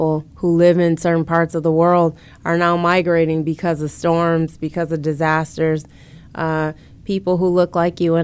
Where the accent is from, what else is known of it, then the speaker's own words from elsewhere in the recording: Grand Rapids, Michigan, United States; now in Detroit, United States; I've always resided in majority black cities for most of my life, with the exception of growing up in Grand Rapids.